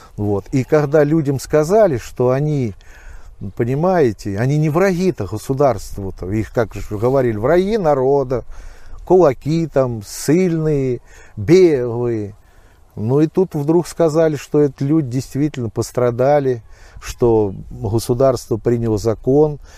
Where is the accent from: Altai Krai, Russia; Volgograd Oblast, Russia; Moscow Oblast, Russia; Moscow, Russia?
Volgograd Oblast, Russia; Novoanninsky; now in Alekseevskaya, Russia; тут я и родился в Нованинке